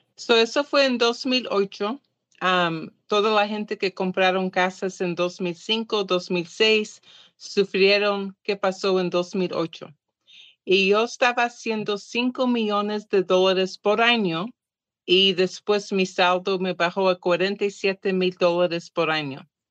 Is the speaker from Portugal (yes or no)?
yes; Portugal; Spanish is a second language; now in California, United States; soy portuguesa